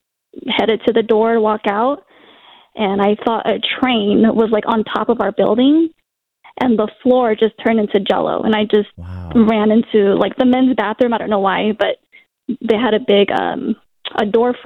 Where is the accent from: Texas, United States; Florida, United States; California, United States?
California, United States; the Bay Area; now in Utah, United States; I'm from the Bay.